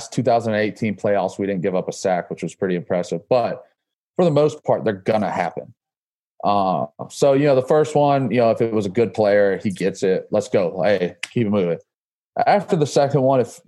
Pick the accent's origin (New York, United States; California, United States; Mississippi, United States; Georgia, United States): Georgia, United States; moved away as an adult; also born or lived in Alabama / Florida; now in Massachusetts, United States; I grew up in Georgia, obviously